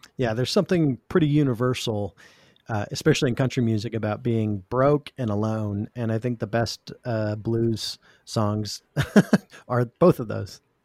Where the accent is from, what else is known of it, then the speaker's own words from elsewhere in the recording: South Dakota, Midwest, United States; I grew up in the Midwest. I grew up right on the South Dakota, Minnesota border.